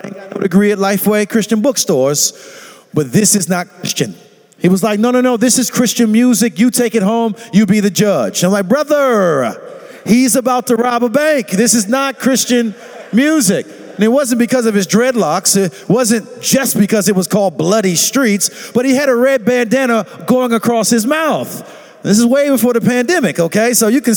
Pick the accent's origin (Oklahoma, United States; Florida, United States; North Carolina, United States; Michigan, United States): Florida, United States; St. Petersburg; I'm actually from Southside St. Petersburg